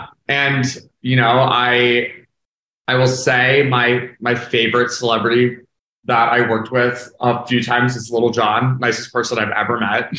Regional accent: Philadelphia, Pennsylvania, United States; moved away as an adult; Yeah, I grew up in Philly. And then as soon as I graduated high school, I made my way out to LA and I, you know, lived and worked there for 17 years.

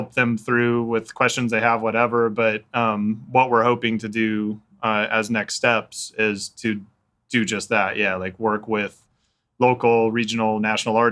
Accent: Wichita, Kansas, United States; I grew up here

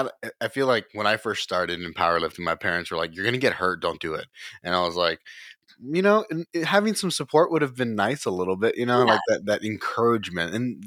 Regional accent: Texas, United States; also born or lived in College Station; I mean, I'm from South Texas and then from, you know, around the College Station area.

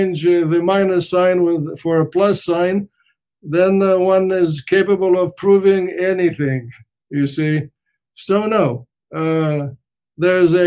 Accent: Romania; first language Romanian; English is a second language; moved away; I was brought up in a Romance language called Romanian

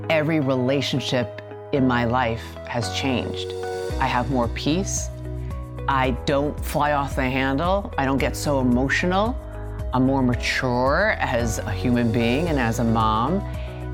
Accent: New York City, New York, United States; I grew up in Queens, New York, the youngest of three girls.

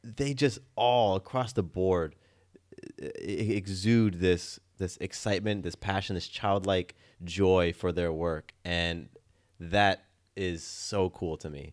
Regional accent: Del Mar, California, United States; now in Atlanta, United States; When I was in California, you know, I grew up in a town called Del Mar

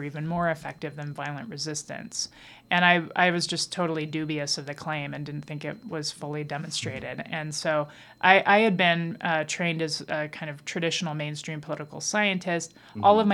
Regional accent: Dayton, Ohio, United States; also born or lived in Santa Fe, New Mexico; I grew up in two places, Dayton, Ohio, and Santa Fe, New Mexico

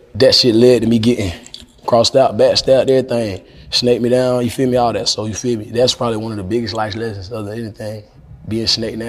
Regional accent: North Carolina, United States; I'm from North Carolina

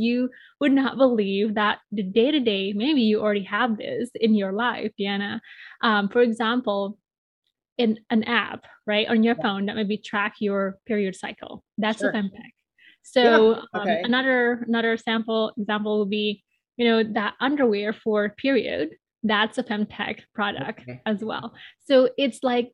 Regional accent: Bali, Indonesia; moved away as an adult; now in Chicago, United States; I was born and raised in Bali, Indonesia

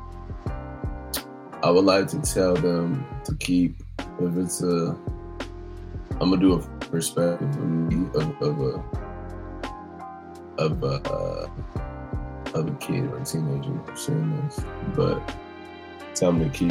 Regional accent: San Francisco, California, United States; I'm from San Francisco

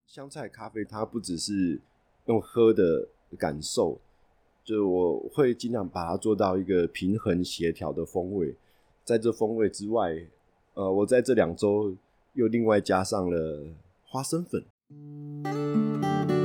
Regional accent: Taipei, Taiwan; 我从小在台北出生长大

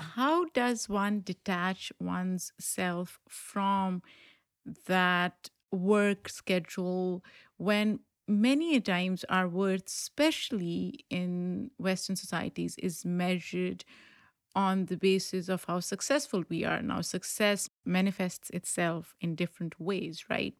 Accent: Pakistan; moved away; I grew up in Pakistan

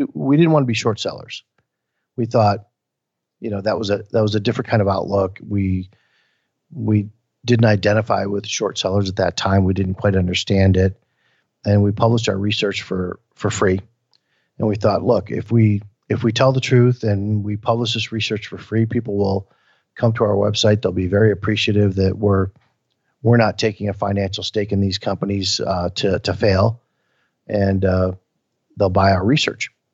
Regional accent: Flint, Michigan, United States; born or raised there; moved away

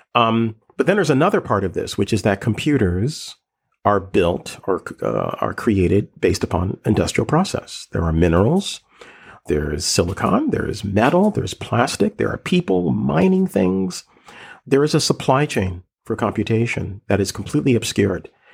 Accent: Philadelphia, Pennsylvania, United States; a kid growing up in West Philly

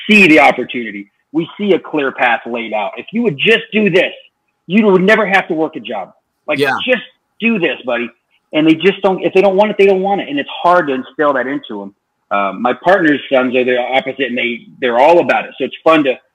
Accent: the Ozarks, southern Missouri, United States; now in Utah, United States; I grew up in southern Missouri in the Ozarks, kind of by Springfield and Branson

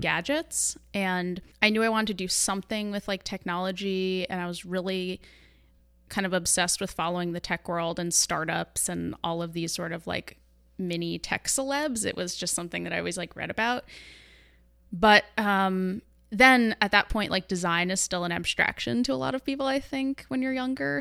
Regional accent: New York, United States; moved away as an adult; also born or lived in Manhattan / Los Angeles; now in San Francisco, United States; I hail from New York

